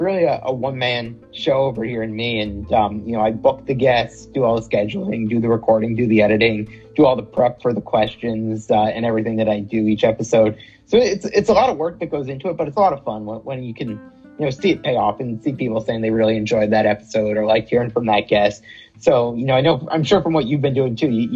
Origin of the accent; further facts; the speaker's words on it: West Hartford, Connecticut, United States; Born and raised here. Live here now.